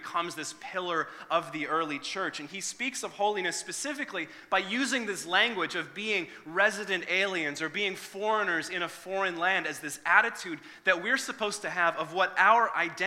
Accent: Northern Ireland, United Kingdom; moved away; originally I'm from Northern Ireland

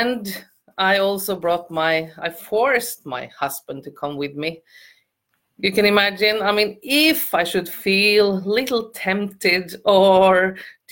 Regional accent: Norway; I'm from Norway.

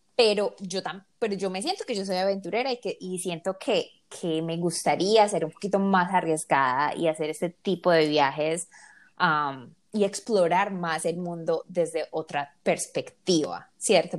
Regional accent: Medellín, Antioquia, Colombia; somos los tres colombianos y de Medellín

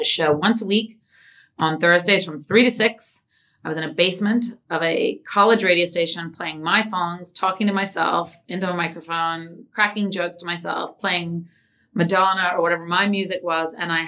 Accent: Palm Beach, Florida, United States; also born or lived in New York / England; Well, I was actually born in New York. So I'm technically a New Yorker, but I didn't live here. I moved to England when I was 2. Then I moved to Palm Beach when I was 12. I've moved around a lot.

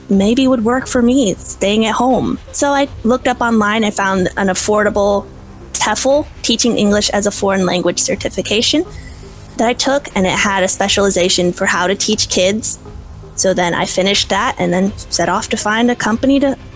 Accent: Midwest, United States; I was born and raised in the Midwest of the United States. I moved around a lot as a kid. I was homeschooled. And so I like to tell people that I'm a farm girl. I grew up around farms and animals

